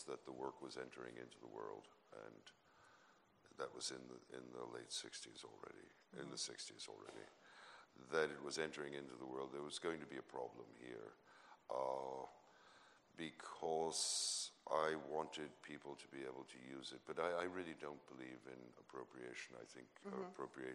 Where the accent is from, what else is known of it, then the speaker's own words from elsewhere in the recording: New York City, New York, United States; I was born into a culture in New York City